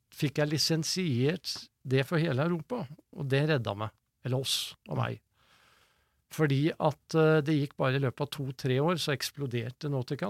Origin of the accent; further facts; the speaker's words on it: Sandefjord, Vestfold, Norway; jeg er jo født og oppvokst i Sandefjord